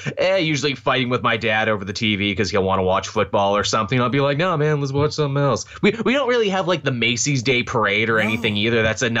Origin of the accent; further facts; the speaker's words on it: Canada; we Canadians